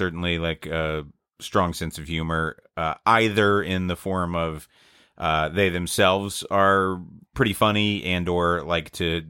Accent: the South, United States; I'm from the South, I would do whatever whatever my wife wanted to do.

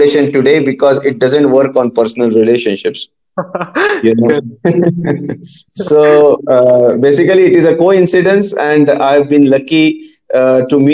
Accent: Pune, Maharashtra, India; moved away; My parents stay in Pune. I'm originally from Pune

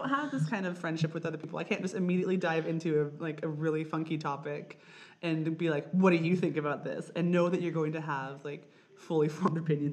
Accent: Idaho, United States; I'm from Idaho

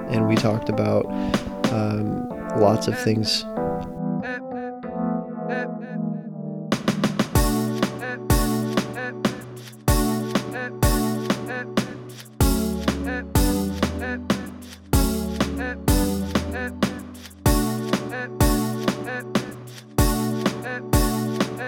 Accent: New Mexico, United States; where are you from? And I was like, New Mexico.

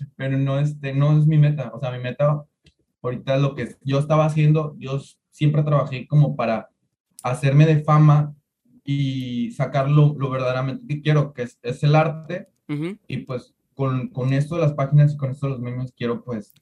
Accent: Tuxtepec, Oaxaca, Mexico; Yo soy de Tuxtepec, Oaxaca

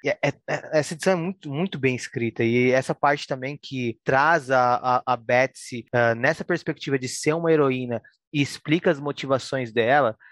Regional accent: Brazil; eu sou brasileiro

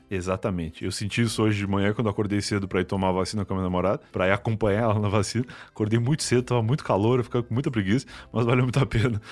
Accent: Rio Grande do Sul, Brazil; now in São Paulo, Brazil; cresci no Rio Grande do Sul, né? Eu sou gaúcho, cresci lá e sempre morei em casa

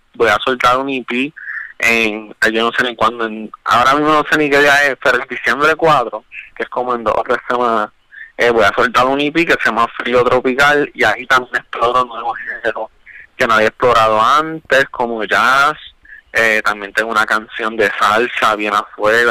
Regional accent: Caguas, Puerto Rico; moved away as an adult; also born or lived in San Juan; soy originalmente de, de Cagua, especialmente Bairoa, que de ahí pues sale mucho de la inspiración detrás de Bairópolis. Yo um, soy cagüeñe

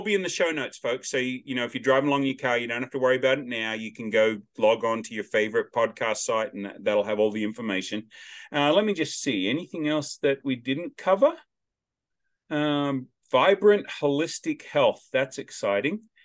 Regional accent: Australia; accent: Australian; now in Nashville, United States; I'm the only Australian accent around

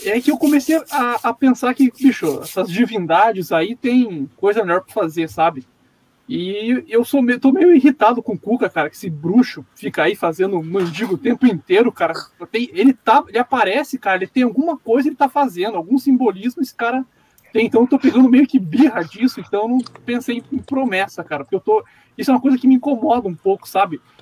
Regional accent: Curitiba, Paraná, Brazil; eu sou de Curitiba

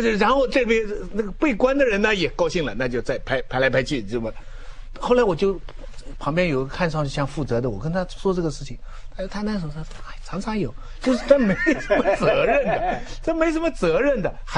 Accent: Taizhou, Zhejiang, China; 那我家乡台州

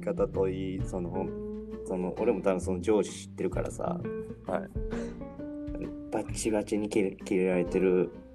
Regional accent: Osaka, Japan; accent: Osaka dialect; 大阪弁がね、もう戻ってきて

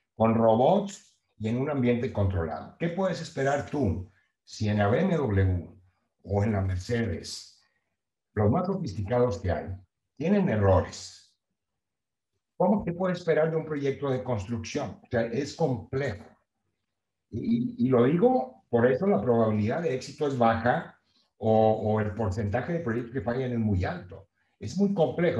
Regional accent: Nueva Rosita, Coahuila, Mexico; moved away as an adult; also born or lived in Monterrey; now in Texas, United States; Yo soy de Nueva Rosita, Coahuila, eh, bien conocido como New Little Pinky

